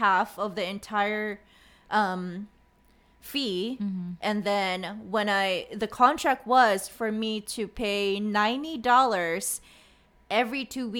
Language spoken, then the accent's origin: English; Bacolod, Negros Occidental, Philippines; Okay, I'm from La Salle, Bacolod.